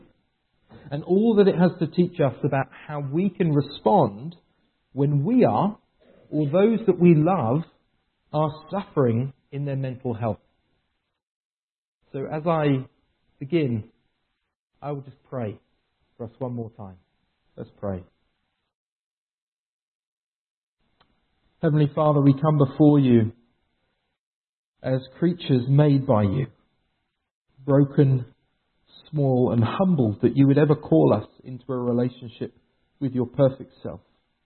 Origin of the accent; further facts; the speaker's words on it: England, United Kingdom; moved away as an adult; now in Vancouver, Canada; I moved to Vancouver 4 years ago from England. I'm English